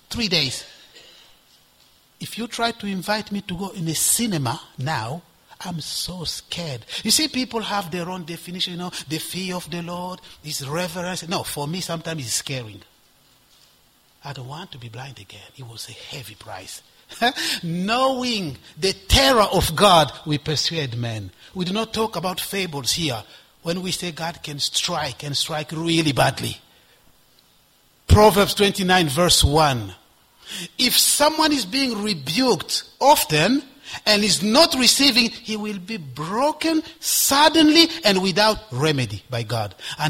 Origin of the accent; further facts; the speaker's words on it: DR Congo; also born or lived in Ivory Coast; And I become a student union representative of all the Congolese students, because I'm from Congo, in the Ivory Coast.